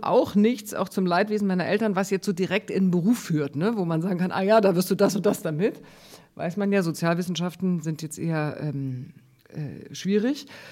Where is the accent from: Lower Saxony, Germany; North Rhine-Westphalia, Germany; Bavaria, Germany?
Bavaria, Germany; Munich; now in Hamburg, Germany; ich bin, wie gesagt, in München aufgewachsen mit zwei Brüdern